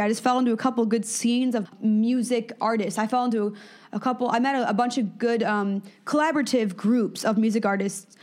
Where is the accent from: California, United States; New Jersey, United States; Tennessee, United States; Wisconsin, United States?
Wisconsin, United States; Madison; moved away; born in Madison. Um, my family was all from Chicago, but I was born in Madison.